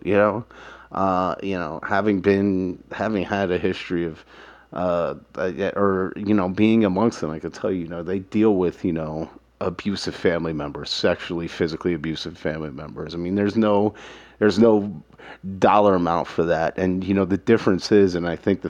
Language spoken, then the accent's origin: English; New York City, New York, United States; Growing up in Manhattan, my family had money